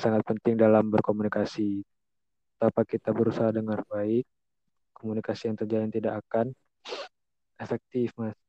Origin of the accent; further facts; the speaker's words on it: Bangka Belitung Islands, Indonesia; saya dari Bangka Belitung